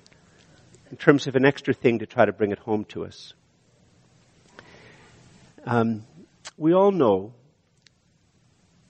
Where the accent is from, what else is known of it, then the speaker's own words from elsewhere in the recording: Canada; we're too Canadian